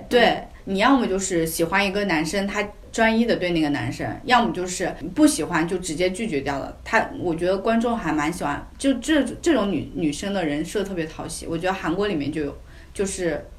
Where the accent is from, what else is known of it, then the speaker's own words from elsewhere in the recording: China; 像我们中国人说